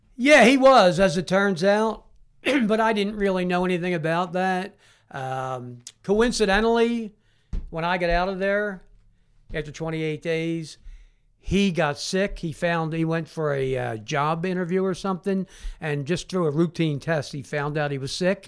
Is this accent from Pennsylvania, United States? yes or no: yes; Philadelphia, Pennsylvania, United States; in a playground in Southwest Philadelphia, born and raised